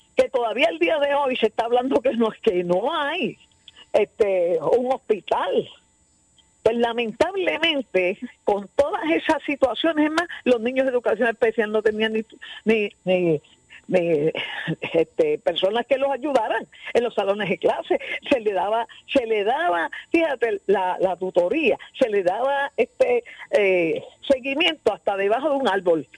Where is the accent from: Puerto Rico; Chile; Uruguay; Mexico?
Puerto Rico; todos somos puertorriqueños